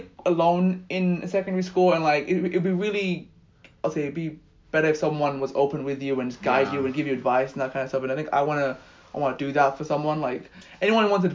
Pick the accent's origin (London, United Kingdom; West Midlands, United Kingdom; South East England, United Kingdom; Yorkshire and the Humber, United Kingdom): London, United Kingdom; I was born and raised in London. I moved out